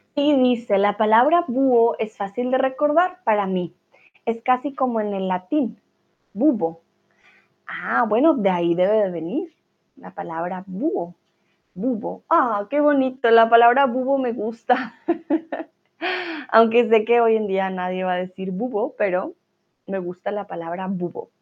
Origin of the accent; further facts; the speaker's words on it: Colombia; now in Germany; Soy de Colombia, pero vivo en Alemania.